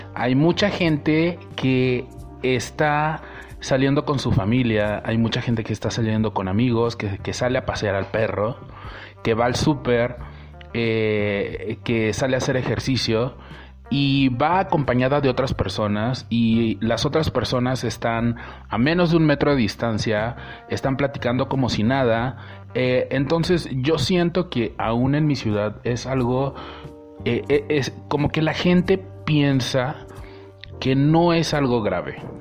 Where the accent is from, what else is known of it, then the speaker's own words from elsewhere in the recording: Veracruz, Mexico; yo soy del estado de Veracruz